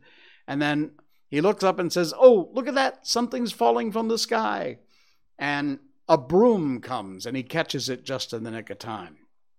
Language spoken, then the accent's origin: English; Cornwall, Connecticut, United States; it was in a town next to where I grew up in Cornwall, Connecticut.